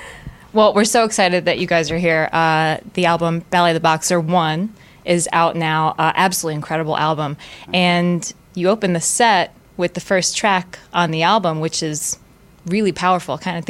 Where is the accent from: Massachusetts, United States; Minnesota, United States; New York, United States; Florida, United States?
Florida, United States; I'm from Florida and everyone gives me shit around here that I don't have the Midwestern accent down.